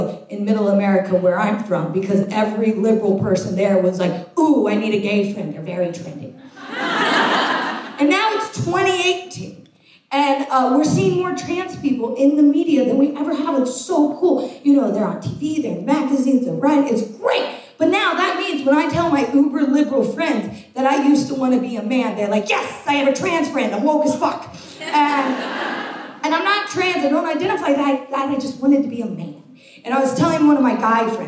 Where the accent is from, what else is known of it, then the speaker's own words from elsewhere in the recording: United States; moved away as an adult; now in United Kingdom; I'm American. As an American, I've lived in the UK now for 4 years